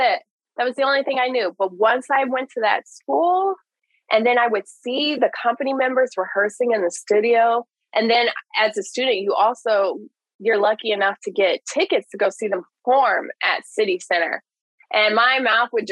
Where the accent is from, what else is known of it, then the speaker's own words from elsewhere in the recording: the South, United States; I grew up in the South.